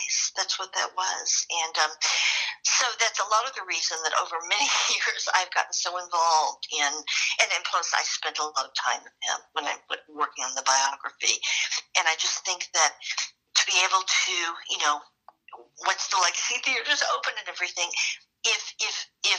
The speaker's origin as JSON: {"language": "English", "region": "Texas", "country": "United States", "said": "I'm from Texas, which is why I sound this way so much"}